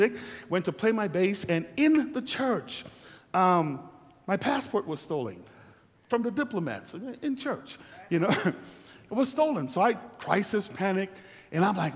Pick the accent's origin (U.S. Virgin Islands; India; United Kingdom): U.S. Virgin Islands; also born or lived in Guyana / St. Lucia / St. Croix; now in United States; I was born in Guyana, South America, raised in the Virgin Islands, and came here.